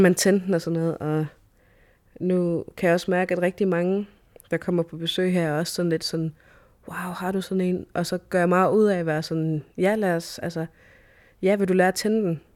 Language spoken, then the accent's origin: Danish; Sisimiut, Greenland; now in Nuuk, Greenland; jeg er født og opvokset her i Grønland, øh, i Sisimiut